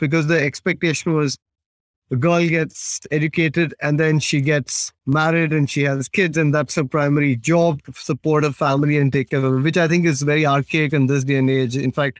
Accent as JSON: {"language": "English", "region": "West India", "country": "India", "tie": "born or raised there", "first_language": "Tamil", "said": "If I take my story again, like I said, we come from the south. So my mother tongue is Tamil. A very old language, probably a few thousand years old."}